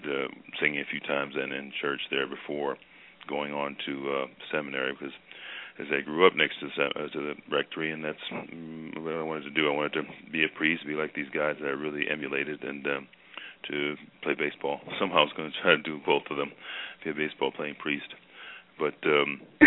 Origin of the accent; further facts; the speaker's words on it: Cleveland, Ohio, United States; growing up in Cleveland